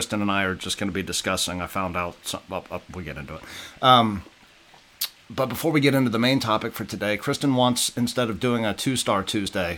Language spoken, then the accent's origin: English; the South, United States; moved away; I'm from the South